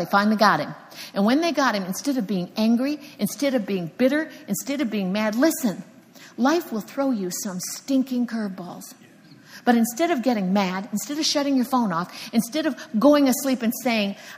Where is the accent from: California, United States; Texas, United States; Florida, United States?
Florida, United States; Cocoa Beach; moved away; I'm from Cocoa Beach, Florida. And believe me, I used to sit there and watch those rockets split the sky